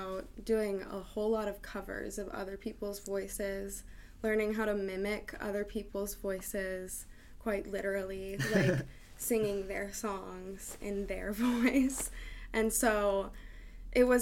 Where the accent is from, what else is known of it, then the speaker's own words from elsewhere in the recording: Seattle, Washington, United States; also born or lived in West Hollywood, California; West Hollywood to West Seattle. I came here very early, so yeah. I would say that I'm from Seattle